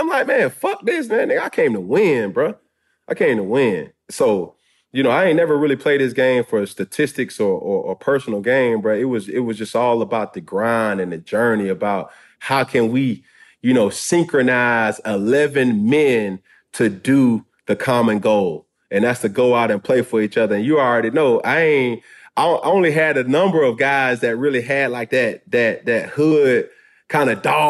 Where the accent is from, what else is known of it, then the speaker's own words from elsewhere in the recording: the South, United States; And I'm like, man, I'm a dude from the South, bro.